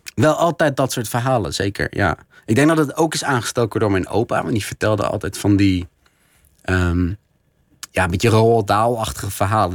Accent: Netherlands; ik als Nederlander

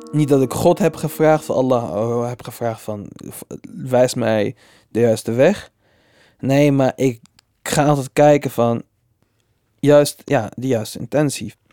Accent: Tunisia; ik de knuffel, uh, knuffel Tunesiër.

